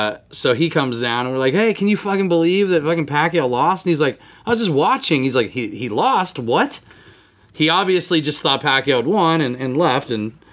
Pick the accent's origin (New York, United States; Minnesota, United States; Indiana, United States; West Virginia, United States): Indiana, United States; Logansport; now in Iowa, United States; I'm also originally from Indiana. I'm from Logansport.